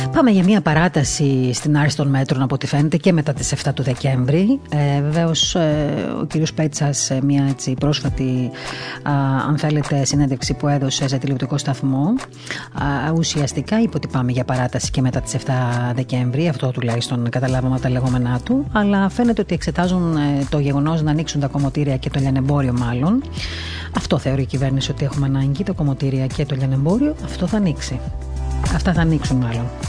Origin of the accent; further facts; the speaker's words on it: Crete, Greece; Εγώ προσωπικά δεν κατάγομαι από εκεί, από την Κρήτη κατάγομαι